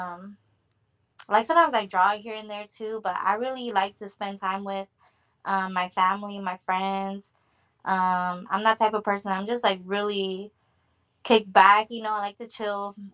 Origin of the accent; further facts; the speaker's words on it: Santa Maria, California, United States; I'm from Santa Maria, California, and I'm 26 years old